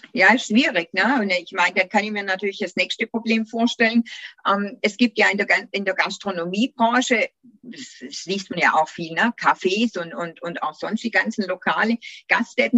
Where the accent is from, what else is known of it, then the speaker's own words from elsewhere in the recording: Göppingen district, Baden-Württemberg, Germany; geboren, aufgewachsen und noch immer hier im Landkreis